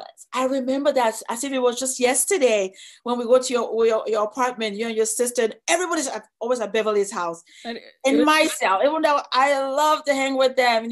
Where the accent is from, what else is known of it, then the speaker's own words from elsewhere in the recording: Nigeria; moved away as an adult; now in United States; I'm from Nigeria